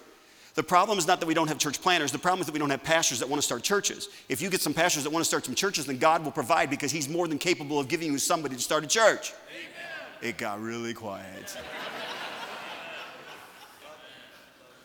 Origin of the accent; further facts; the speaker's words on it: United States; I'm an American.